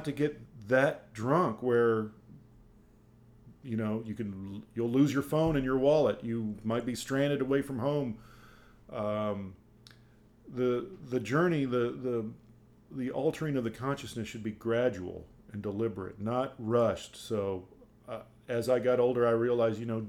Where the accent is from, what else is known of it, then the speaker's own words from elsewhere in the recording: Dayton, Ohio, United States; I grew up in Dayton, Ohio